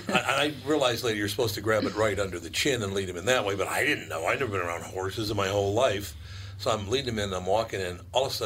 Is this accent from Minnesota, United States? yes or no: yes; Minneapolis, Minnesota, United States; Well, I'm from North Minneapolis.